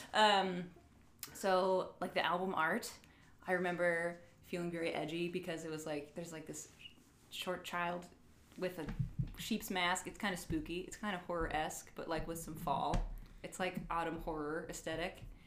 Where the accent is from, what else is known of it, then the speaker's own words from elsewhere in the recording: Virginia, United States; moved away as an adult; now in Michigan, United States; I'm from Virginia, but I live in Michigan